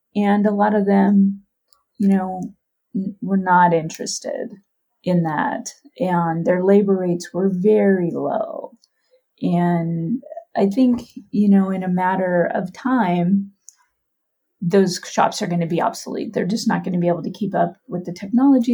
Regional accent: Oakland, California, United States; I am from Oakland, California

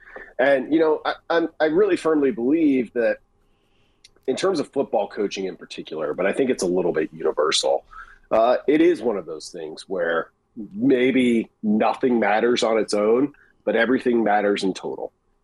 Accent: Western Nebraska, United States; I grew up in Western Nebraska, of course.

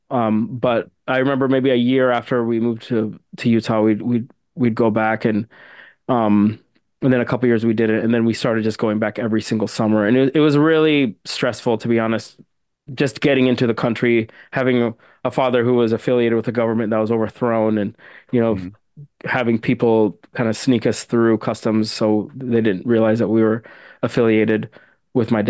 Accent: London, United Kingdom; born there; so my family's from Sudan. So I I um I was born in London

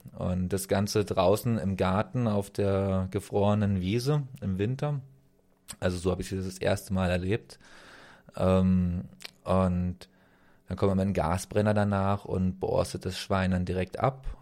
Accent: Germany; moved away as an adult; also born or lived in Romania; bei uns in Deutschland. Ich bin 87 geboren

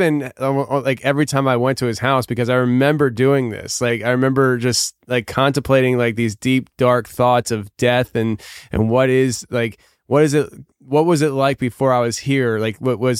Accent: United States; I was born in America

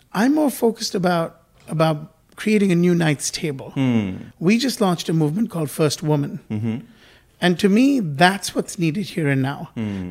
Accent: India; moved away; I was born in India and I grew up there uh, for a bit of my life.

